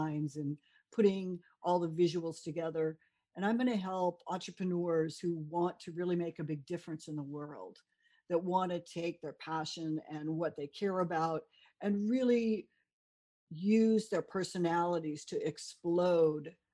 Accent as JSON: {"language": "English", "area": "South Bay area", "region": "California", "country": "United States", "tie": "born or raised there", "also_born_or_lived": "New York", "moved": "as an adult", "said": "I'm originally from California. I was a surfer girl. I went to UCSB. I grew up in the South Bay area"}